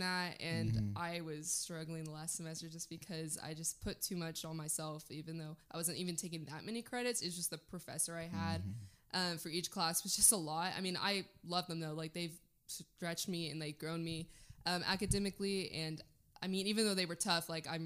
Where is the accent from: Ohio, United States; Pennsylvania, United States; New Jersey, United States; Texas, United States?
Texas, United States; Waco; now in Dallas, United States; I'm from Waco